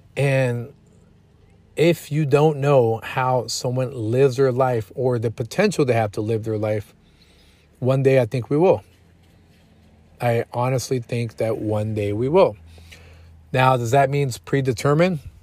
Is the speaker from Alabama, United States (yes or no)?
no; Killeen, Texas, United States; also born or lived in San Antonio, Texas; it's my hometown. It's where I did a portion of my elementary school, middle school, and about three quarters of my high school time